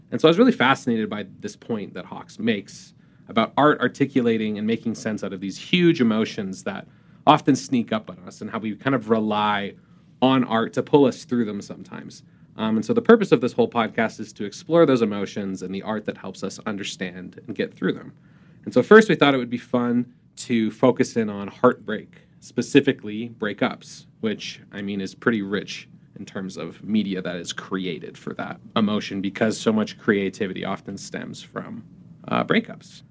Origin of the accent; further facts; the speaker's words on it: Canada; moved away as an adult; also born or lived in Utah; I'm from Canada originally